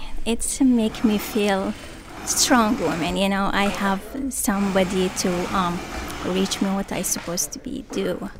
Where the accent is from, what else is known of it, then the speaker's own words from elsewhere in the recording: Iraq; English is a second language; now in Portland, United States; I'm from Portland, Maine, originally from Iraq.